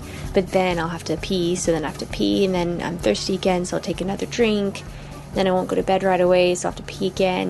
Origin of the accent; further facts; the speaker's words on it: Colorado, United States; now in Hong Kong; I'm from Colorado, but I now live in Hong Kong.